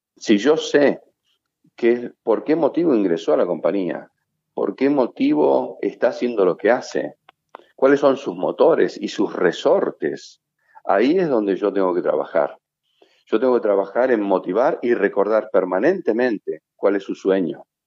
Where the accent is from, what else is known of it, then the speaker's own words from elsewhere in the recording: Argentina; nosotros como argentinos, eh, por ser tan extrovertidos